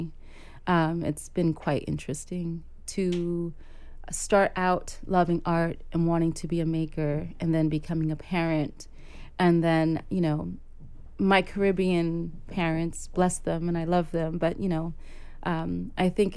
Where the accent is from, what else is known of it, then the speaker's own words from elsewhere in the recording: New York City, New York, United States; also born or lived in Port-au-Prince, Haiti / Harlem, New York; I am a Brooklynite, I consider myself to be, because I've been here since I was five.